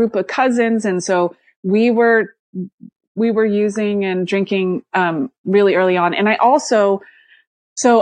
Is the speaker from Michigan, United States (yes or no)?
no; Santa Cruz, California, United States; also born or lived in Alaska; I grew up in Santa Cruz, California